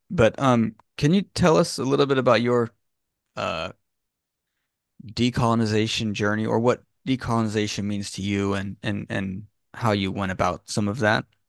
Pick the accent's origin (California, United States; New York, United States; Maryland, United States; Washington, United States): California, United States; I was born in California in the eighties